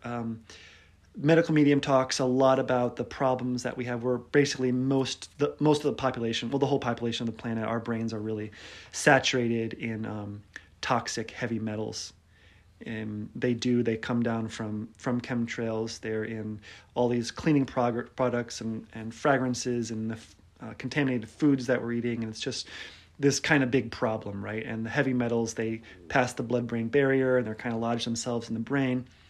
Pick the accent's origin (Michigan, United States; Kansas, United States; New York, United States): Michigan, United States; Detroit; I'm from Detroit, so it's kind of like a Midwestern connection there